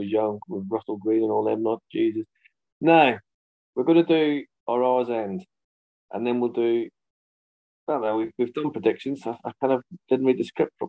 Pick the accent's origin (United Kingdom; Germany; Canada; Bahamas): United Kingdom; Northern Ireland; I'm Northern Irish